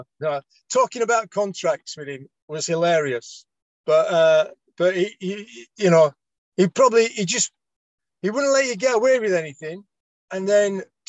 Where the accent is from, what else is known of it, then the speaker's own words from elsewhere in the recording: Oldham, North West England, United Kingdom; Yeah, well, I came from Oldham. Like, you couldn't get much difference between Oldham and QPR.